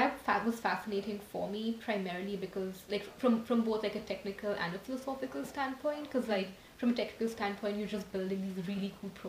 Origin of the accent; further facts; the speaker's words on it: New Delhi, Delhi, India; moved away as an adult; now in United States; I'm from New Delhi, India. I came to America like when I was 18